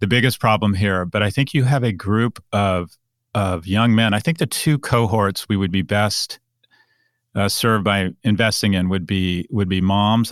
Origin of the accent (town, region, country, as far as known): United States